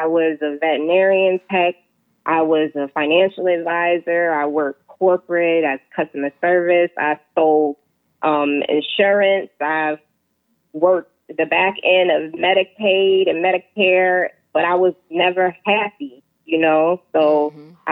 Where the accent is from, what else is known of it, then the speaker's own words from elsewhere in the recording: Jacksonville, Florida, United States; also born or lived in Queens, New York; I was born in New York, born in Queens, but raised in Jacksonville, Florida. So I always say I'm a Florida girl.